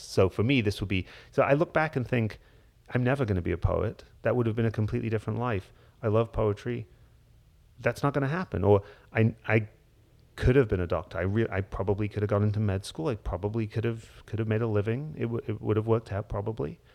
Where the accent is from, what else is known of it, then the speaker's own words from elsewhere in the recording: Hull, Yorkshire and the Humber, United Kingdom; I grew up in Hull in northeast England, in Yorkshire